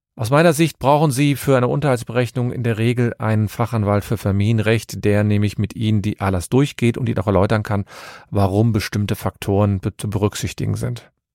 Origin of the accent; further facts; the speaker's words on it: Cologne, North Rhine-Westphalia, Germany; ich komme aus Köln und habe meine Kanzlei in Köln